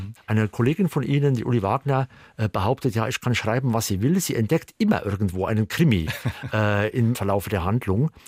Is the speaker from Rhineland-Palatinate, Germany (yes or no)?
no; Primstal, Saarland, Germany; moved away as an adult; also born or lived in Northern Germany / England; in der Nähe von meinem Heimatort Primstal